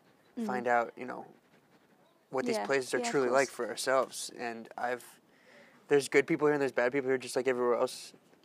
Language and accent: English; United States; as an American